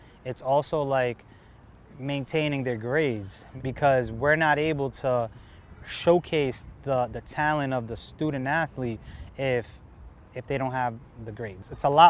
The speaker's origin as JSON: {"language": "English", "town": "Providence", "region": "Rhode Island", "country": "United States", "tie": "born or raised there", "said": "When I was growing up in Providence"}